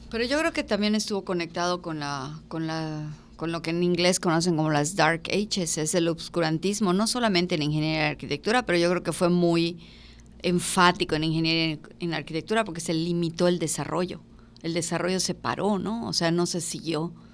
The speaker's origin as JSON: {"language": "Spanish", "country": "Mexico"}